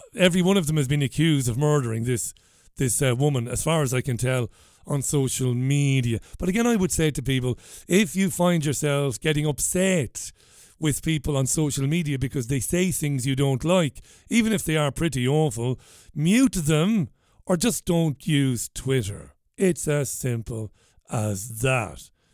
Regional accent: Waterford, Munster, Ireland; I might as well say I'm from Waterford, but I come from Ballybeg in Waterford

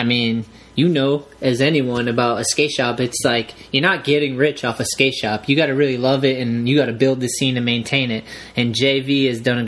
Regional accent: Massachusetts, United States; I'm from Massachusetts

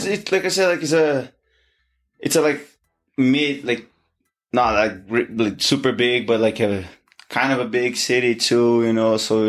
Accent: Niterói, Rio de Janeiro, Brazil; moved away as an adult; He has a gym in my hometown. Oh, okay. Right, in Niterói. So that's where I started. And so it's been what, like now I'm 28

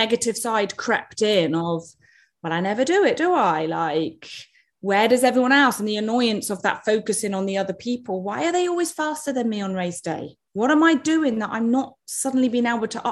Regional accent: United Kingdom; I'm British

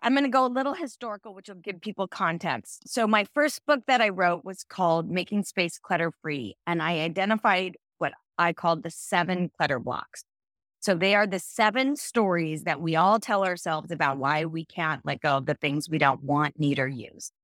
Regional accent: Central California, United States; I grew up in Central California.

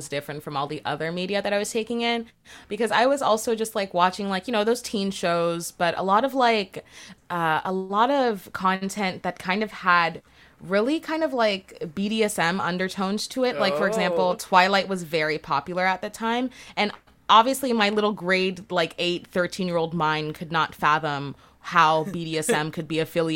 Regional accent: Brampton, Ontario, Canada; growing up in Brampton, there wasn't really a lot to do in that suburb

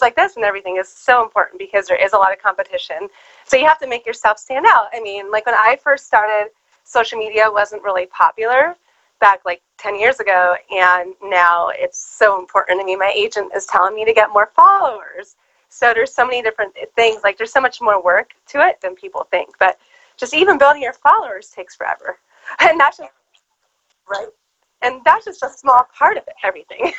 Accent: just outside of Los Angeles, Southern California, United States; I was born and raised in Southern California, just outside of Los Angeles

